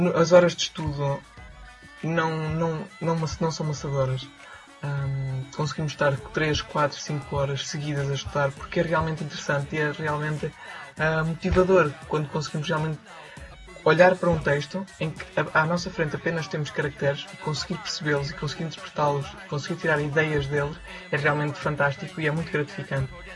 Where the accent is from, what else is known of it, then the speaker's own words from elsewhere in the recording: Portugal; moved away as an adult; now in Beijing, China; sou português e estudo chinês na Universidade de Línguas de Pequim